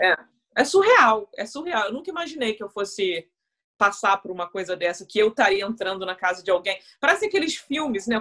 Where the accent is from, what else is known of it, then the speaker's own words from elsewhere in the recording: Brazil; now in United Kingdom; como brasileira